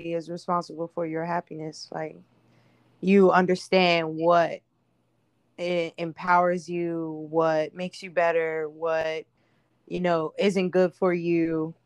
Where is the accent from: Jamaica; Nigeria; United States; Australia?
United States; Charleston, South Carolina; now in Stockbridge, United States; I'm from originally from Charleston, South Carolina, but I am residing in Stockbridge, Georgia